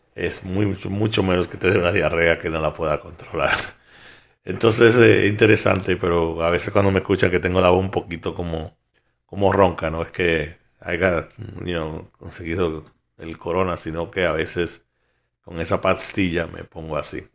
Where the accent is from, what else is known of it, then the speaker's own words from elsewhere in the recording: New York, United States; yo como soy de Nueva York